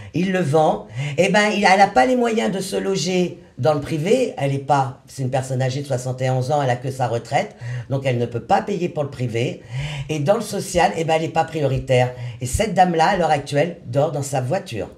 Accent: Paris, Île-de-France, France; je suis de Paris, 75

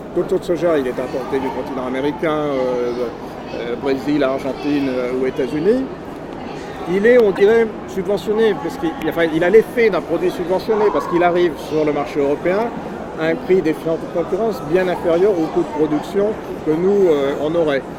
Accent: Landes, Nouvelle-Aquitaine, France; je suis des Landes

